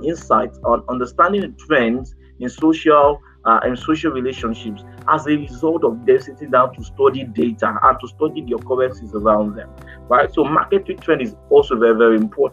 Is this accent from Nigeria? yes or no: yes; Nigeria; Nigerian entrepreneurs